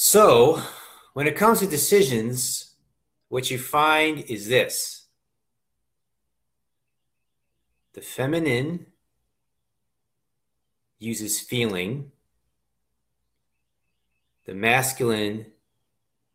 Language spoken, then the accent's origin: English; Reading, Pennsylvania, United States; I'm from Pennsylvania. I grew up outside of the Reading area